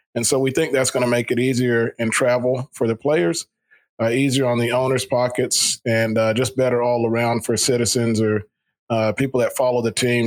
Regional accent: Central Florida, United States; moved away as an adult; also born or lived in Africa; now in Jackson, United States; We grew up in Central Florida around a lot of spring training sites and facilities

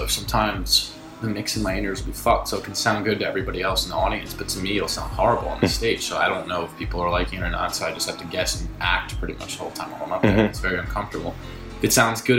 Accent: New York, United States; I grew up here in New York

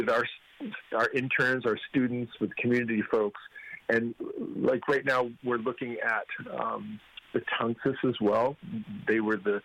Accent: Maine, United States; now in Connecticut, United States; I'm from Maine

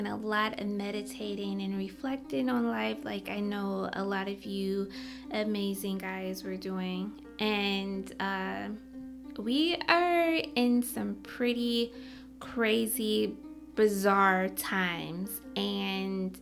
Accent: Michigan, United States; now in New York City, United States; I'm originally from Michigan

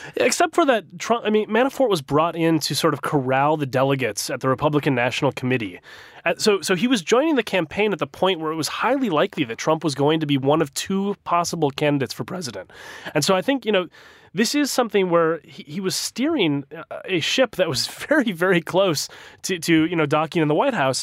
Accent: Minnesota, United States; my home state of Minnesota

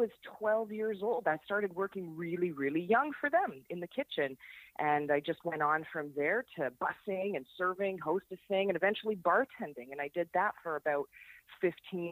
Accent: Niagara Falls, Ontario, Canada; I was born and raised in Niagara Falls, Canada. Lived there my entire life

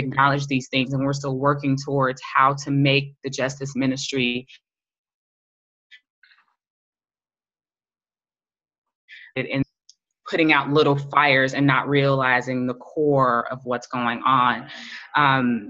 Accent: United States; as an American, as a Black woman

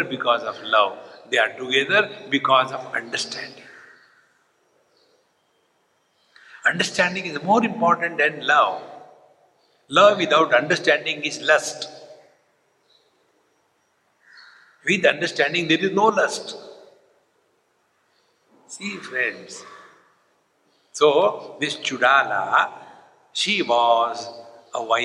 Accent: India; I am Indian

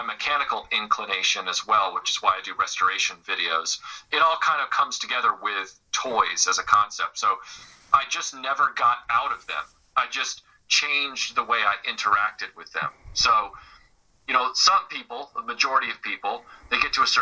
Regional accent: Nashville, Tennessee, United States; when I was growing up in Nashville

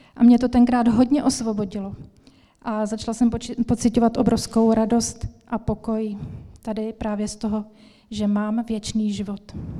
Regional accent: Ostrava, Moravian-Silesian Region, Czechia; moved away; also born or lived in Svitavy; Já jsem se narodila v Ostravě a vděčím mojí mamince za to, že mě vodila do evangelické církve, do sboru evangelického od malička. A jak jsem tam tak chodila, tak jsem vyrůstala

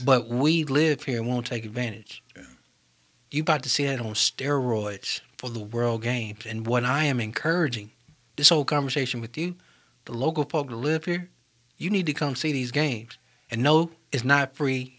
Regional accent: Birmingham, Alabama, United States; what makes me so Birmingham is growing up in North Birmingham.

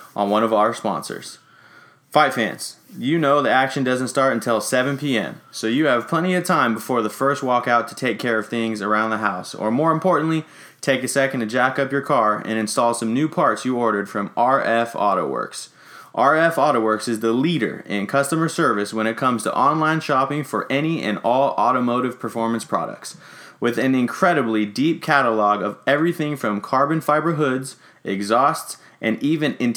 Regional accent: Sacramento, California, United States; I have lived in Sacramento all my life

